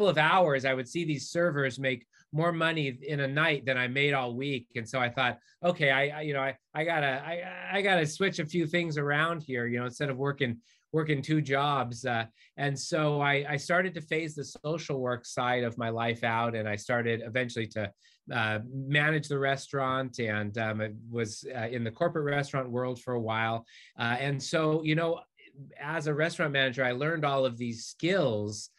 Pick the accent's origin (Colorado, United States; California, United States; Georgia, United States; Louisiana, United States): California, United States; Southern; I also grew up in Southern California